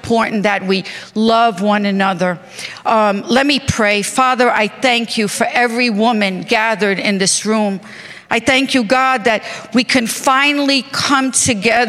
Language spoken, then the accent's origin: English; New York, United States; I am from New York